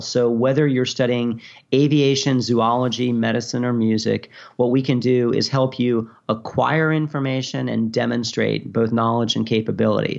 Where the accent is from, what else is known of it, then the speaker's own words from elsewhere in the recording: New York, United States; moved away as an adult; also born or lived in Virginia / Japan; I'm from New York originally